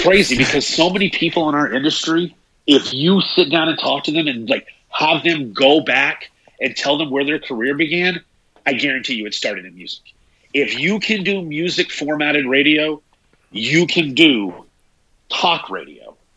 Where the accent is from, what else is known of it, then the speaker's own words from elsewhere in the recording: East Tennessee, United States; growing up in East Tennessee